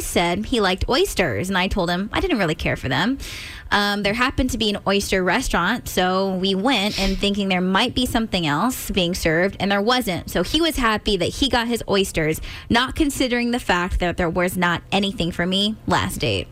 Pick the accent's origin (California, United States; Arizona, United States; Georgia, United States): California, United States; I'm from California